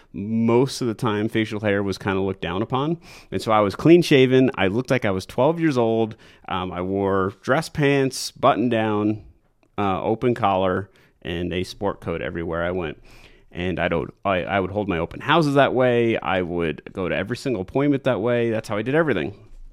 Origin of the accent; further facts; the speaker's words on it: New York, United States; moved away as an adult; now in Colorado, United States; I'm originally from New York